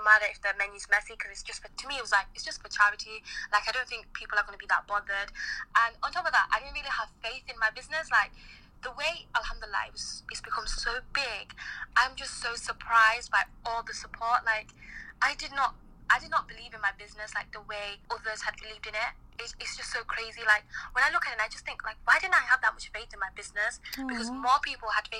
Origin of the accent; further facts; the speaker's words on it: Scunthorpe, Yorkshire and the Humber, United Kingdom; also born or lived in Manchester; I'm based in Manchester, but I'm from Scunthorpe, based in Scunthorpe too.